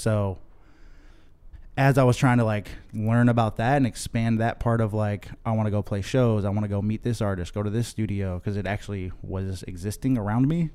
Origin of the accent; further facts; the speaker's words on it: Chicopee, Massachusetts, United States; moved away as an adult; also born or lived in Boston, Massachusetts; now in Los Angeles, United States; where I grew up in Western Massachusetts.